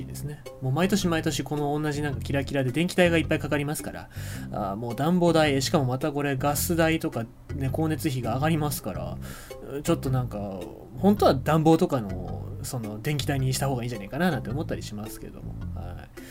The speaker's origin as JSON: {"language": "Japanese", "region": "Fukuoka / Kitakyushu", "country": "Japan", "tie": "born or raised there", "said": "地元の福岡とか北九州"}